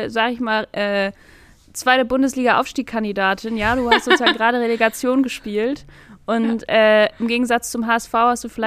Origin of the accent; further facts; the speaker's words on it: Germany; also born or lived in Cologne; Als Deutsche.